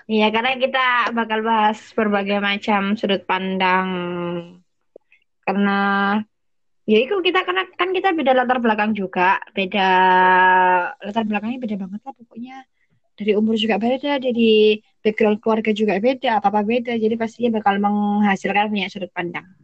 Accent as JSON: {"language": "Indonesian", "town": "Surabaya", "region": "East Java", "country": "Indonesia", "lives_now": "Jakarta, Indonesia", "said": "gue asli Surabaya tapi sekarang lagi di Jakarta."}